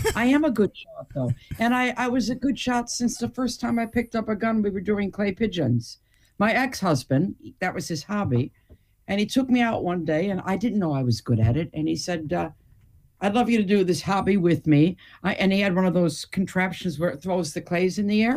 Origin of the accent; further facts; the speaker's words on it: Detroit, Michigan, United States; moved away; also born or lived in United Kingdom / Hamburg, Germany; being born and raised in Detroit